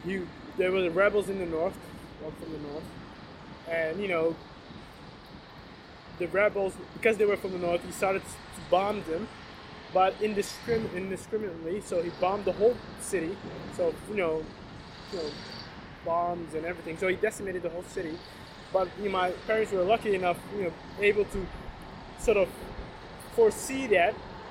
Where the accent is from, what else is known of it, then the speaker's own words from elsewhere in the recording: Somalia; I was born during the Civil War of Somalia. I'm Somali.